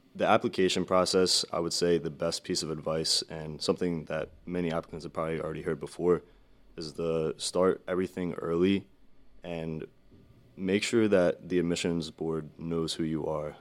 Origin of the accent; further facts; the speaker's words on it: Vineland, New Jersey, United States; I'm from Vineland, New Jersey